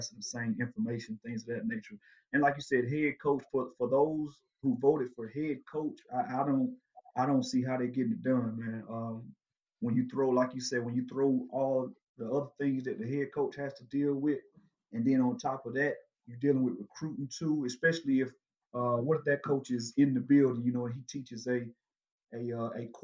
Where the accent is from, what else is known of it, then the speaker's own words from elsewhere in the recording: Dublin, Georgia, United States; my hometown, Dublin, Georgia